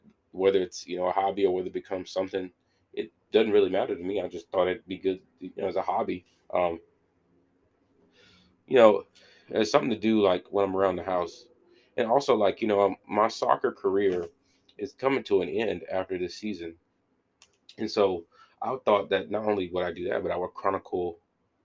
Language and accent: English; Warner Robins, Georgia, United States; I'm from Runner Robins